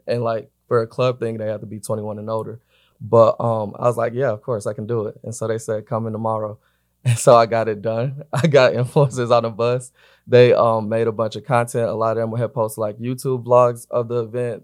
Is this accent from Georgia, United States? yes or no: yes; Atlanta, Georgia, United States; now in Los Angeles, United States; I'm based in L A. I'm from Atlanta